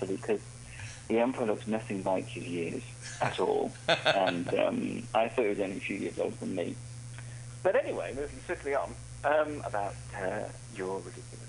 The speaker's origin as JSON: {"language": "English", "country": "United Kingdom", "said": "I'm British"}